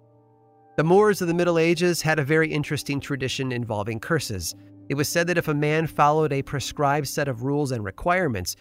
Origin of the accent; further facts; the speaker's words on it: Chicago, Illinois, United States; moved away as an adult; also born or lived in Boston; Growing up in the Chicago area